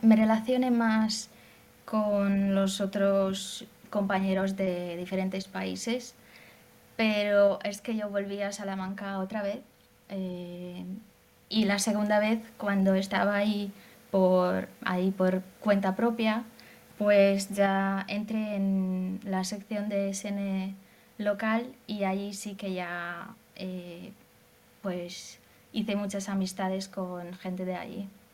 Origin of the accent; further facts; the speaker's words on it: Hungary; Spanish is a second language; yo soy de Hungría